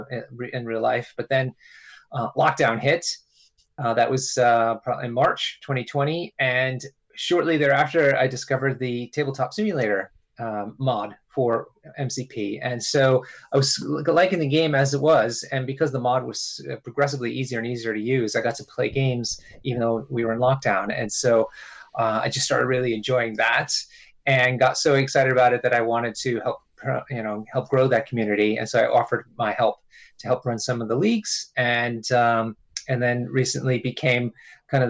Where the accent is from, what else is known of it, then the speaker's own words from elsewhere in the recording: New York City, New York, United States; moved away as an adult; now in London, United Kingdom; I live in London now, but I grew up around New York City